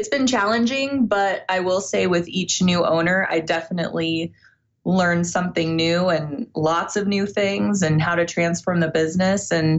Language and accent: English; Iowa, United States; I was born in Iowa.